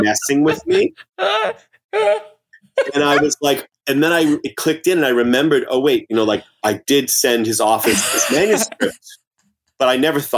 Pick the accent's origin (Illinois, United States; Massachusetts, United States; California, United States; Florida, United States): Massachusetts, United States; I was born and raised in Massachusetts